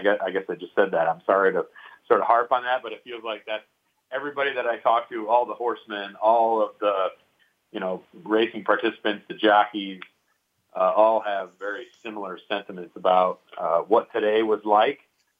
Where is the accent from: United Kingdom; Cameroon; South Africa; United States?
United States; Saratoga Springs, New York; my hometown of Saratoga